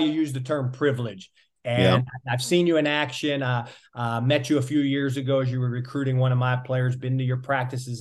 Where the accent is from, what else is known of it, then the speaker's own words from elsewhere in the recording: Pittsburgh, Pennsylvania, United States; now in Boca Raton, United States; I grew up outside of Pittsburgh, so I'm familiar with the area